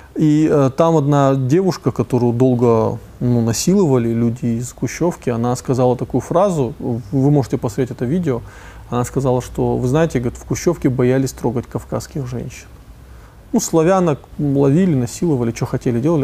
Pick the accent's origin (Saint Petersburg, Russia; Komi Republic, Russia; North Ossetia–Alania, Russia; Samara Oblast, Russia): North Ossetia–Alania, Russia; also born or lived in Moscow; Из Осетии